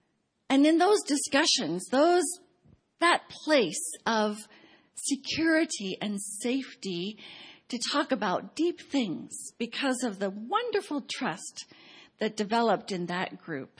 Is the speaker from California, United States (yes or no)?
yes; Pasadena, California, United States; now in Baltimore, United States; every time I go to Cambodia and fill out a visa application that asks the city of my birth, I write P-A-S-A-D-E-N-A